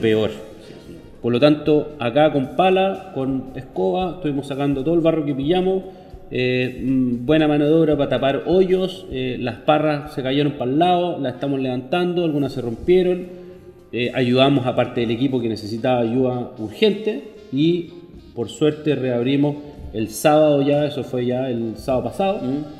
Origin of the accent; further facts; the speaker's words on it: Chile; soy chileno